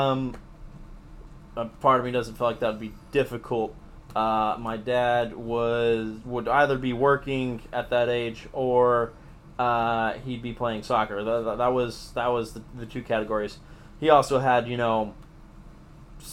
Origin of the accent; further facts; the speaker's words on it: Broken Arrow, Oklahoma, United States; I grew up in Broken Arrow, went to Broken Arrow Public Schools.